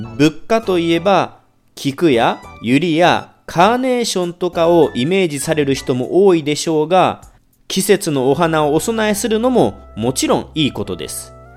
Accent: Kagawa, Japan; 地元の香川大学の農学部に行きました

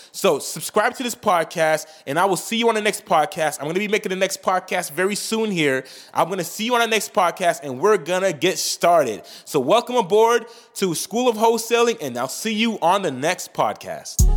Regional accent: Saint-Marc, Artibonite, Haiti; moved away; I'm Haitian. I was born in Saint Mark, Haiti

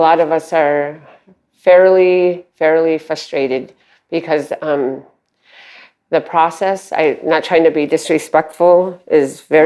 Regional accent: Fort Yukon, Alaska, United States; I am from Fort Yukon, Alaska, which is 8 miles above the Arctic Circle

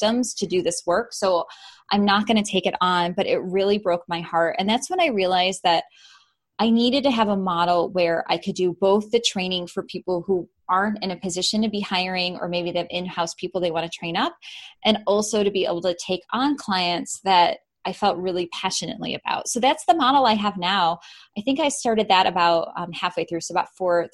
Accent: Chicago, Illinois, United States; I'm from Chicago originally

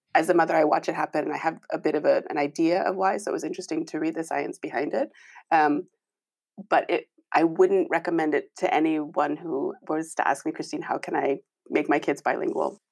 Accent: United States; moved away as an adult; now in Nijmegen, Netherlands; I am originally American.

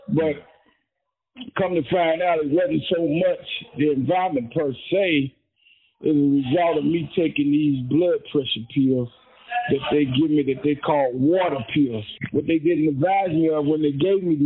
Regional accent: Indianapolis, Indiana, United States; I was born in Indianapolis, Indiana, 1959, 11/17.

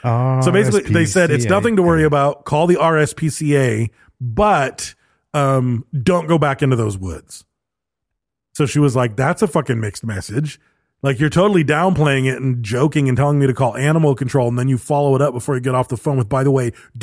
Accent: Western Canada, Canada; I grew up in Western Canada where cougars and bobcats were regularly sighted

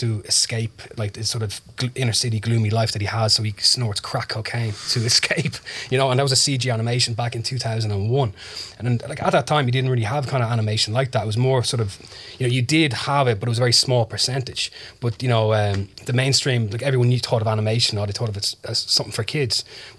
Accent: Dublin, Leinster, Ireland; Sandyford. So I hung around sort of Sandyford, Ballantyre, that kind of area

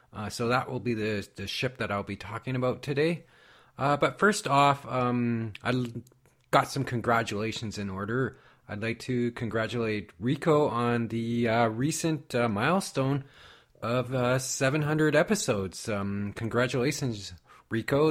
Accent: Canada; I'm from Canada

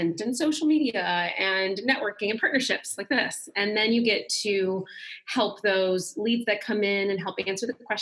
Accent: Michigan, United States; now in Atlanta, United States; I'm originally from Michigan, but I'm here now near Atlanta, Georgia. Been here for quite some time, 10 plus years

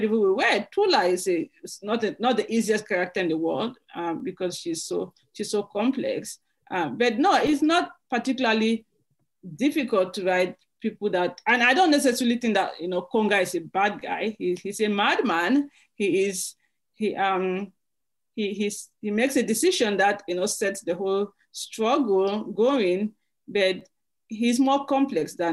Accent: Limbe, Southwest Region, Cameroon; first language English; moved away; My hometown of Limbe

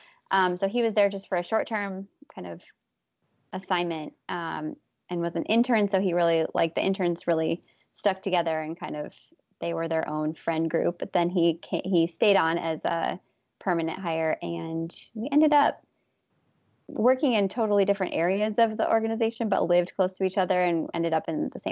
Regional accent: Minneapolis, Minnesota, United States; I grew up in Minnesota.

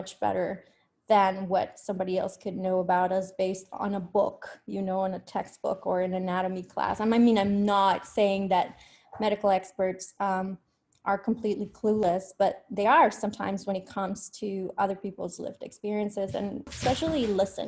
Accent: Colombia; moved away as an adult; also born or lived in Spain / United States; I was born and raised in Colombia, but I went to Spain for my undergrad.

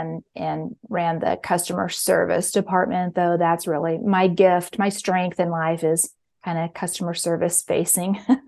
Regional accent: Kansas City, Missouri, United States; Well, I'm from Kansas City, Missouri, and home of the Chiefs.

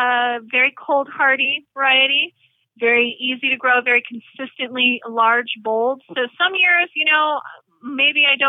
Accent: Georgia, United States; moved away; when I grew up in Georgia

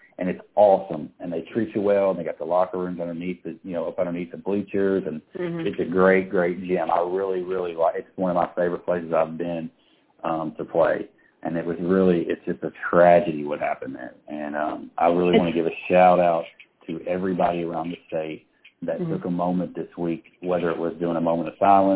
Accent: Frankfort, Kentucky, United States; I'm from Frankfort. I went to Franklin County High School

